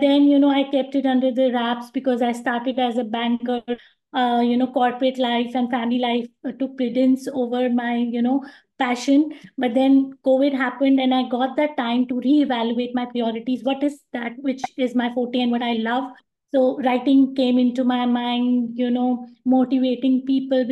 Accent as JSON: {"language": "English", "country": "India", "moved": "as an adult", "lives_now": "Dubai, United Arab Emirates", "said": "I'm from India"}